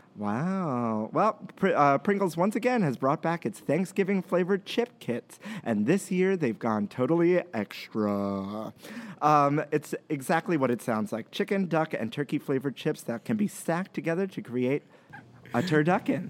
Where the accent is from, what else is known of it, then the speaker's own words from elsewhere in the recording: New York City, New York, United States; we grew up in Brooklyn